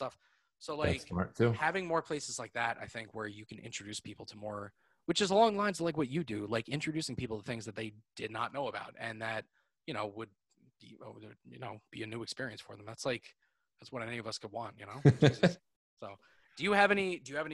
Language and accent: English; Lower Westchester, New York, United States; I grew up in Lower Westchester. I grew up like, you know, 20 minutes from the city.